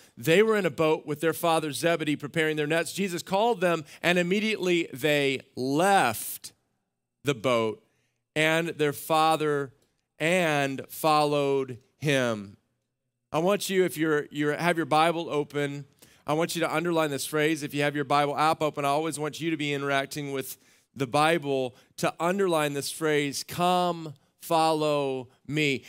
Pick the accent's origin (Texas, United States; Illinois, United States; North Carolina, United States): Texas, United States; Central; I grew up in Central Texas on a ranch